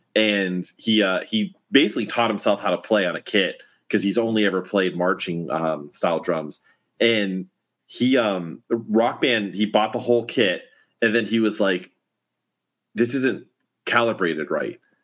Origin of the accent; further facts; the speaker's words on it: Miami, Florida, United States; moved away; I was originally from Miami